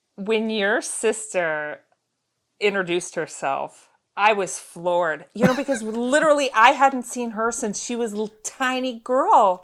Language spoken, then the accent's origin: English; Girdwood, Alaska, United States; growing up in Girdwood, I went to Little Bears, which is the little daycare center down there